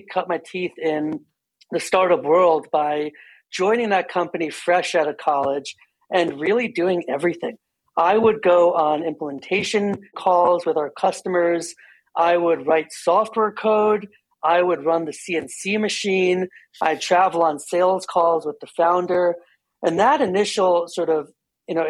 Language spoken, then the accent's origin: English; New Jersey, United States; moved away as an adult; I am born and raised in New Jersey